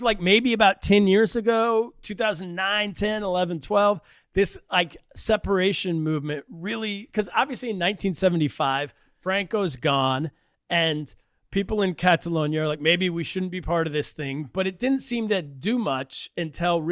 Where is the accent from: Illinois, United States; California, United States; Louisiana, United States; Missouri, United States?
California, United States; I grew up in California